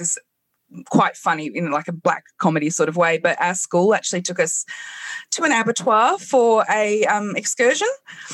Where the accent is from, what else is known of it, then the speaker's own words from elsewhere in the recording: England, United Kingdom; I grew up in England